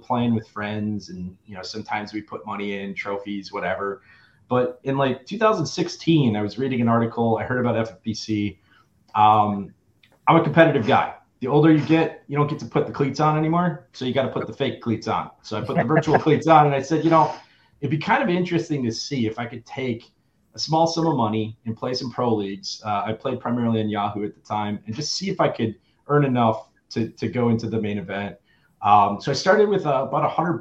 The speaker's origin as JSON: {"language": "English", "town": "Germantown", "region": "Wisconsin", "country": "United States", "tie": "born or raised there", "also_born_or_lived": "Madison, Wisconsin", "moved": "yes", "said": "I was born and raised in originally from Germantown, right outside of Milwaukee"}